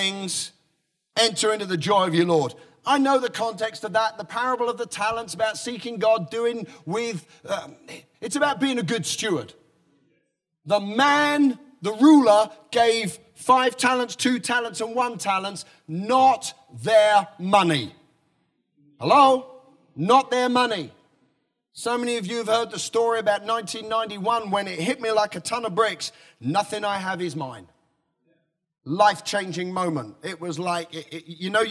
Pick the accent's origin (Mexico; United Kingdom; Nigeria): United Kingdom; I'm very British